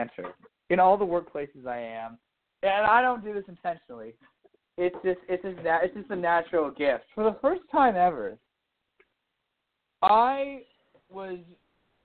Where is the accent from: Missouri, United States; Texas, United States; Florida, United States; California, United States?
Texas, United States; Dallas; also born or lived in Washington, D.C. / Colorado Springs; growing up in Dallas, living in Dallas, you know, and eventually coming back